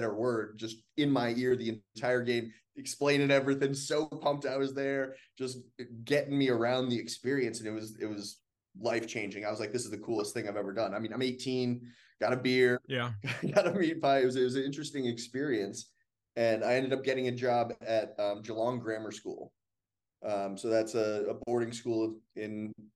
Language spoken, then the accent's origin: English; Massachusetts, United States; moved away as an adult; also born or lived in Melbourne, Australia; now in Richmond, United States; I'm from Massachusetts originally, and I went to a boarding school in Massachusetts